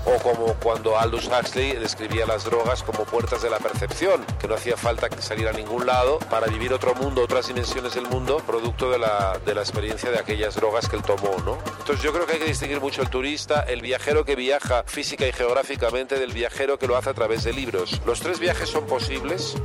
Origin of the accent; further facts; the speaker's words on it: Basque Country, Spain; es un nombre vasco, yo soy vasco.